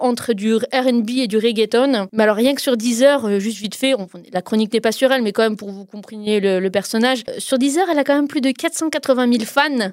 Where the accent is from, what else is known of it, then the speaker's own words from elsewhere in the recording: France; chez nous en France